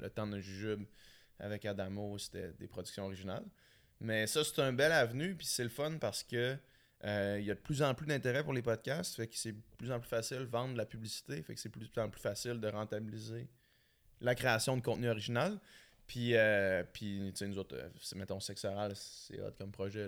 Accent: Quebec City, Quebec, Canada; moved away as an adult; la ville de Québec, c'est ma ville. Mhm. Tout, mon monde est là, ma famille, mes, repères

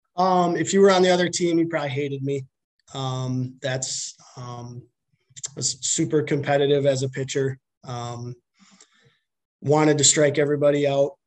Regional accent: Milton, Wisconsin, United States; I'm from Milton, uh, born and raised. I actually grew up on a, a dairy farm outside of Milton, so kind of between Milton and Whitewater

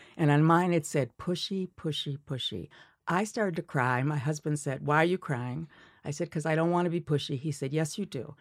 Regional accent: Milwaukee, Wisconsin, United States; moved away; I grew up in Milwaukee

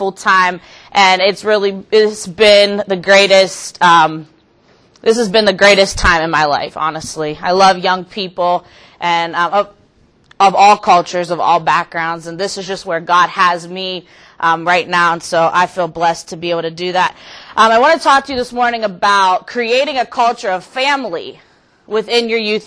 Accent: Youngstown, Ohio, United States; I'm from Youngstown, Ohio

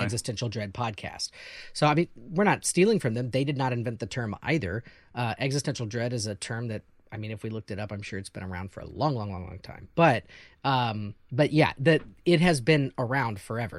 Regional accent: Missouri, United States; now in Chicago, United States; I'm from Missouri and there's a lot of NASCAR people in Missouri

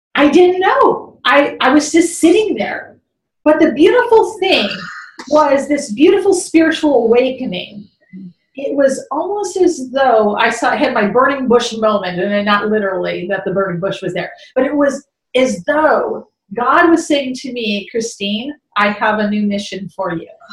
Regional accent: Chicago, Illinois, United States; I grew up in Chicago

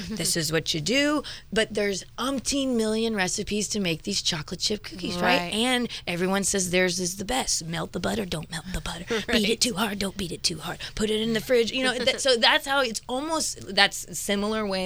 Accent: Ceres, California, United States; I was raised in the Central Valley of California in the breadbasket. So I have a 209 area code phone number. So Ceres would be the direct town

